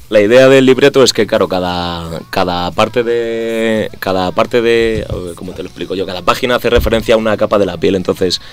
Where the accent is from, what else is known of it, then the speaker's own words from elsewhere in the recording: Madrid, Community of Madrid, Spain; somos cinco colegas del barrio del Pilar de toda la vida.